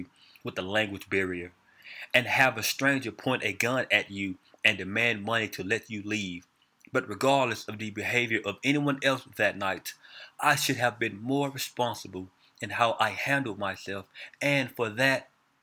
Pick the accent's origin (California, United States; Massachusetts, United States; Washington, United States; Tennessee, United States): Tennessee, United States; Memphis; I'm from Memphis, Tennessee